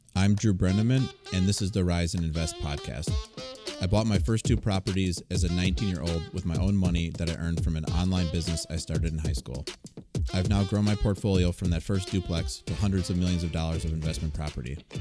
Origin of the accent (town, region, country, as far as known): Wisconsin, United States